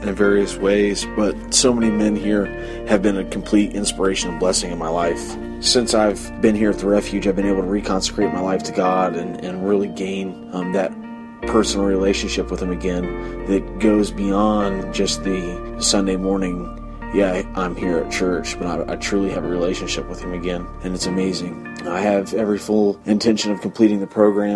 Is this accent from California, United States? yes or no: no; Washington Court House, Ohio, United States; I'm from Washington Courthouse, Ohio